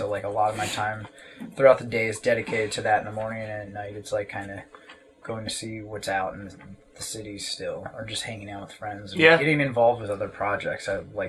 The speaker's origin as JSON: {"language": "English", "country": "United States", "tie": "born or raised there", "said": "Growing up in America"}